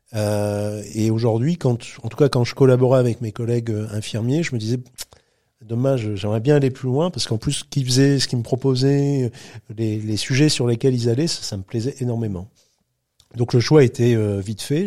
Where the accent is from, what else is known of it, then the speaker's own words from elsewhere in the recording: between Calais and Dunkirk, Hauts-de-France, France; moved away as an adult; je retourne chez moi dans le Grand Nord de la France, chez mes parents